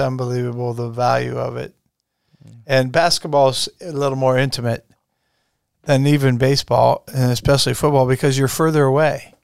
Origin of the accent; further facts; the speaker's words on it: Strasburg, United States; growing up in Strasbourg, which basketball is pretty much the sport there then